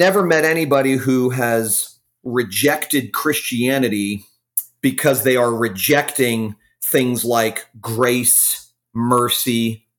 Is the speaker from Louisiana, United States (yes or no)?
no; Fort Lauderdale, Florida, United States; also born or lived in Jacksonville, Florida / Texas; now in Jupiter, United States; raised in Fort Lauderdale, Florida. I'm a Florida native